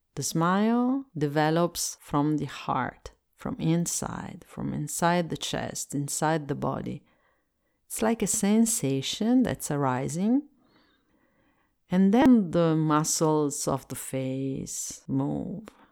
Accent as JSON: {"language": "English", "country": "Italy", "second_language": "English"}